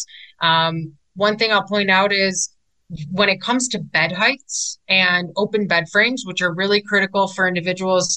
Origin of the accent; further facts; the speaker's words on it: Chicago, Illinois, United States; I'm actually originally from Chicago